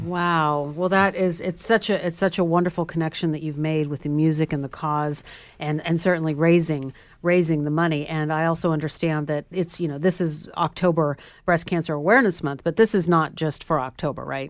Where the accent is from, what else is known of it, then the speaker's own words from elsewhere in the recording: Sacramento, California, United States; in Sacramento, California, where I'm from